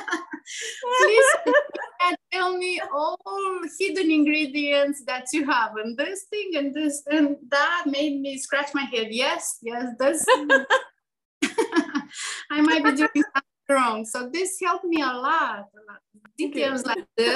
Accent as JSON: {"language": "English", "country": "Moldova", "tie": "born or raised there", "moved": "as an adult", "lives_now": "Asheville, United States", "said": "we grew up in Moldova."}